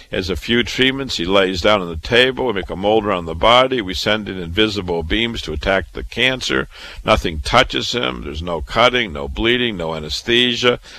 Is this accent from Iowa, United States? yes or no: yes; Waterloo, Iowa, United States; moved away as an adult; also born or lived in Chicago, Illinois / Boston, Massachusetts; I was born and raised in Waterloo, Iowa